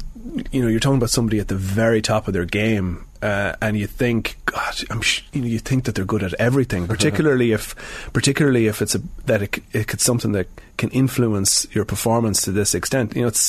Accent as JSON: {"language": "English", "town": "Sligo", "region": "Connacht", "country": "Ireland", "lives_now": "Dublin, Ireland", "said": "I'm from Sligo, but I'm in Dublin now for nearly 20 years."}